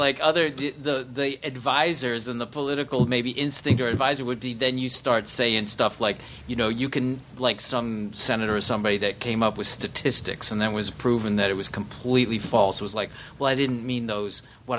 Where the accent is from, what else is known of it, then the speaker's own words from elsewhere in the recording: Wisconsin, United States; And now, forever, in the whole world, I'm from Wisconsin because that's what it says when somebody looks up the bio. That's where I'm from.